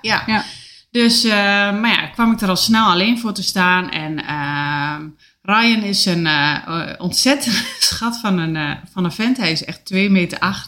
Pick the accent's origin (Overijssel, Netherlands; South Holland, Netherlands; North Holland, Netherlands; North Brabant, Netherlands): Overijssel, Netherlands; Enschede; now in Oldenzaal, Netherlands; Ik kom uit Enschede